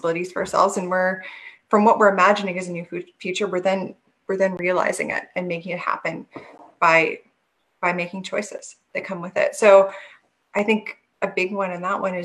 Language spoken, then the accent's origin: English; Canada; I'm Canadian